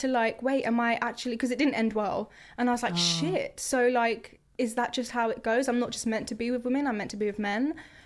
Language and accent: English; Croydon, London, United Kingdom; I'm from Croydon as well